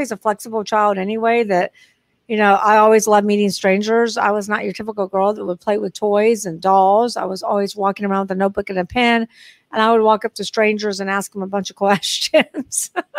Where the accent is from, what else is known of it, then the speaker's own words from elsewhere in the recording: Long Beach, California, United States; born there; so I was born in Long Beach, California. So I do have relatives.